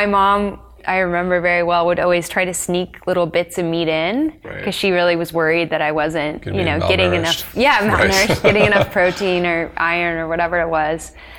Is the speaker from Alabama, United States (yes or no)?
no; Texas, United States; also born or lived in Colorado; So I was born in Colorado and then we moved to Texas.